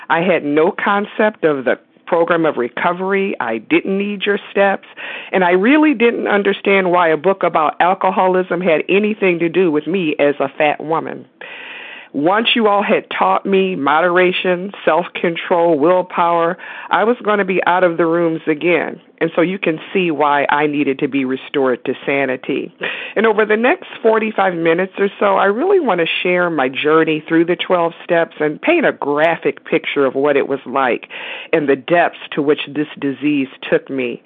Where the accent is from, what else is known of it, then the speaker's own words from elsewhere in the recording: Detroit, Michigan, United States; also born or lived in West Virginia; now in Pennsylvania, United States; I was born and raised in Detroit, Michigan, and I now live in central Pennsylvania